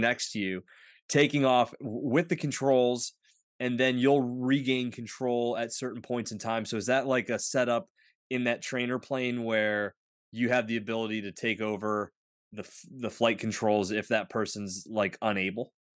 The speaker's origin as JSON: {"language": "English", "region": "northwestern Pennsylvania", "country": "United States", "tie": "born or raised there", "also_born_or_lived": "Butler County, Pennsylvania", "said": "I grew up in the northwestern part of Pennsylvania, I live in Butler County now, just north of Pittsburgh"}